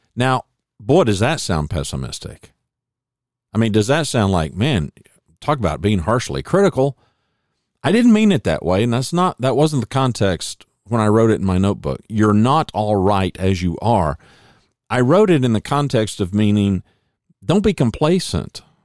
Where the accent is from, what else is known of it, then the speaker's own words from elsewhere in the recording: Oklahoma, United States; moved away as an adult; also born or lived in Louisiana; now in Dallas-Fort Worth, United States; I'm an O U fan 'cause, hey, I was born in Oklahoma